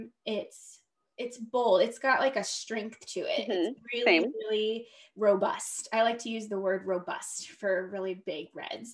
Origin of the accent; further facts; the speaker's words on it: Florida, United States; She grew up and born and raised in Florida, same as me.